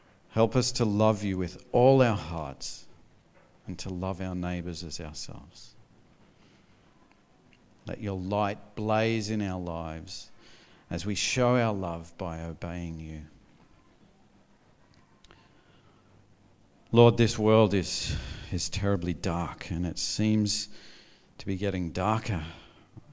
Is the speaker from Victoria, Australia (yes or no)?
no; North Queensland, Australia; I grew up in North Queensland